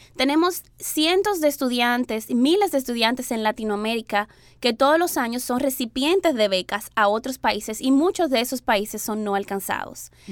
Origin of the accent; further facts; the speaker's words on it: Dominican Republic; moved away; yo soy dominicana